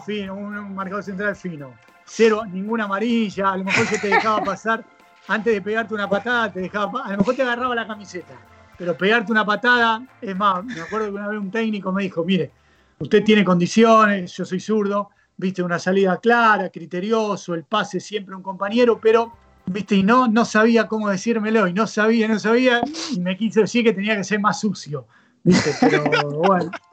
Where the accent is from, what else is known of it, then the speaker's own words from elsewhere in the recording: Buenos Aires, Argentina; soy argentino, soy nacido aquí en Buenos Aires, hace ya 45 años